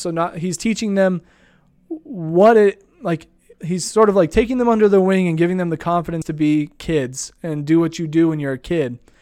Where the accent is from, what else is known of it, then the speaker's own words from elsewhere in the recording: Idaho Falls, Idaho, United States; I grew up here in Idaho Falls